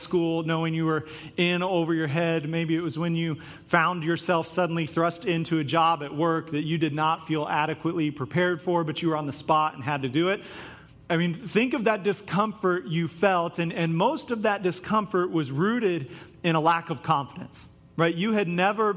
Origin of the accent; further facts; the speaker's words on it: Topeka, Kansas, United States; the youth group I grew up in Topeka, Kansas